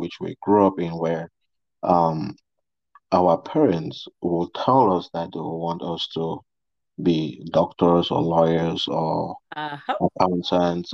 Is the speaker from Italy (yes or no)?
no; Cameroon; now in Dallas, United States; I'm from Cameroon, and I'm based in Dallas, Texas.